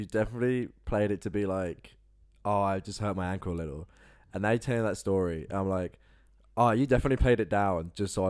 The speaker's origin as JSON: {"language": "English", "region": "England", "country": "United Kingdom", "moved": "as an adult", "lives_now": "Australia", "said": "I'm from England."}